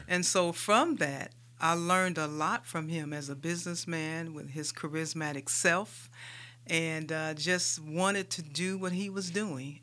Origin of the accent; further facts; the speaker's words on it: St. Louis, Missouri, United States; moved away as an adult; also born or lived in Des Moines, Iowa; now in Birmingham, United States; I am a Midwestern girl. I grew up in Saint Louis, Missouri